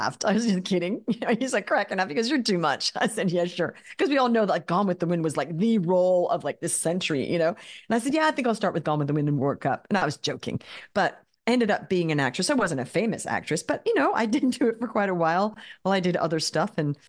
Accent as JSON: {"language": "English", "country": "Australia", "tie": "born or raised there", "said": "I grew up in Australia. We moved to Australia when I was 7. Grew up there."}